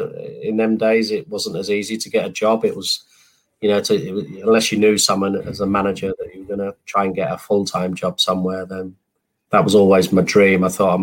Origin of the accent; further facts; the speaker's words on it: London, United Kingdom; now in England; that's when I went from being a Londoner to a Northerner. Now I've been in the North probably 31 years and 29 in London.